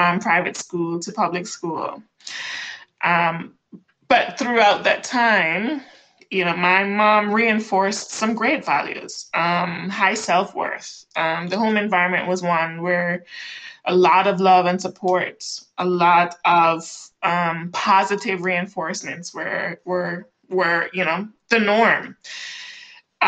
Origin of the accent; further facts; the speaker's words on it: Jamaica; moved away as an adult; also born or lived in Kingston, Jamaica; now in United States; I'm Jamaican born and raised, right? An island girl.